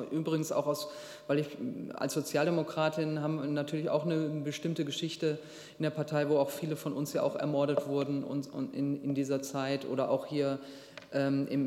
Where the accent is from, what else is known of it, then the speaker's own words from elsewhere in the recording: Duisburg, North Rhine-Westphalia, Germany; was ist eigentlich mit unseren Duisburgern, wo ich herkomme